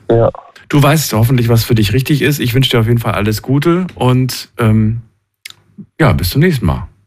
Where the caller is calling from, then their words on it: Esslingen, Baden-Württemberg, Germany; ich komme aus Esslingen.